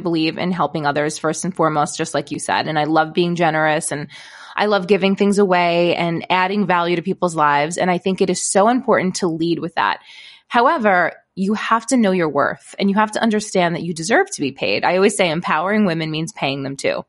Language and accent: English; Brooklyn, New York, United States; also born or lived in East Village, Manhattan; I grew up in Brooklyn, New York